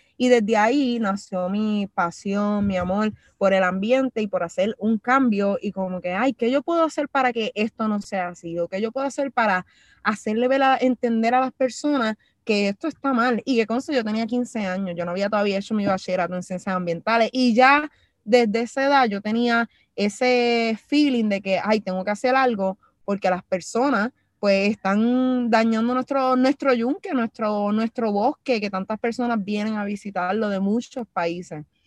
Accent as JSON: {"language": "Spanish", "town": "Loíza", "country": "Puerto Rico", "said": "vengo desde Loíza, un municipio que está súper segregado"}